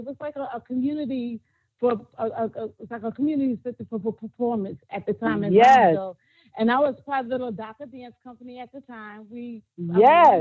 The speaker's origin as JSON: {"language": "English", "town": "New York City", "region": "New York", "country": "United States", "said": "I'm originally from Brooklyn, New York"}